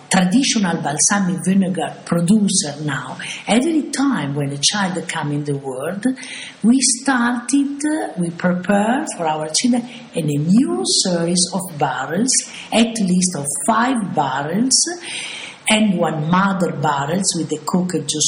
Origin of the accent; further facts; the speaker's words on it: Bologna, Emilia-Romagna, Italy; English is a second language; moved away as an adult; now in Modena, Italy; I came from Bologna